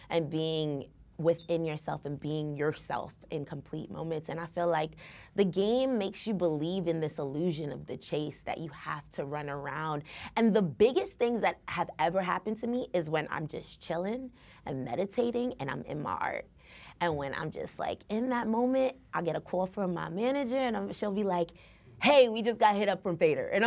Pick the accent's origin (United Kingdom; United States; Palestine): United States; New York City, New York; no, I'm actually from Brooklyn